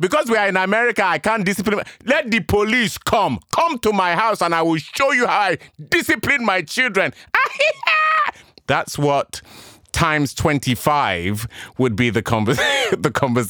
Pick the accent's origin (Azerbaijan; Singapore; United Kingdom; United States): United Kingdom; England; accent: English; I've got my English accent